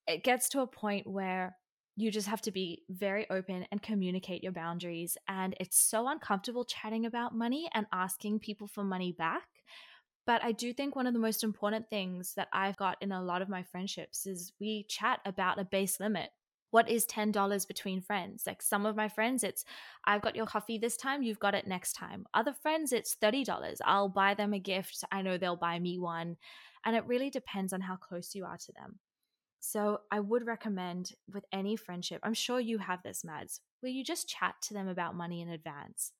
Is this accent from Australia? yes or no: yes; Sydney, New South Wales, Australia; moved away; also born or lived in Israel; I'm from Australia